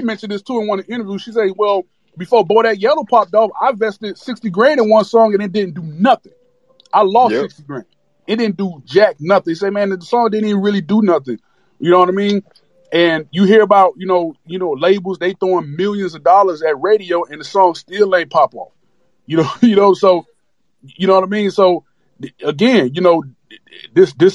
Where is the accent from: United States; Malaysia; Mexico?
United States; Miami, Florida; I'm from Miami